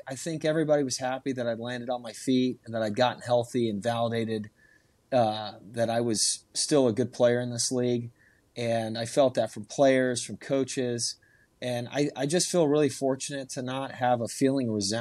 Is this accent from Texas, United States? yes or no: yes; Houston, Texas, United States; moved away as an adult; also born or lived in Dallas, Texas / New Orleans, Louisiana; we're from Houston